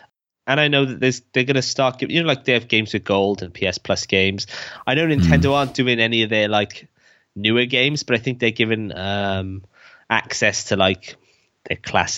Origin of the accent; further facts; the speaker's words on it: Wales, United Kingdom; We're Welsh, right? We're oppressed.